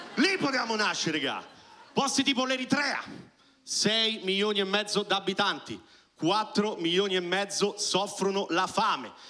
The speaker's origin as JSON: {"language": "Italian", "town": "Rome", "region": "Lazio", "country": "Italy", "tie": "born or raised there", "said": "io sono nato a Roma"}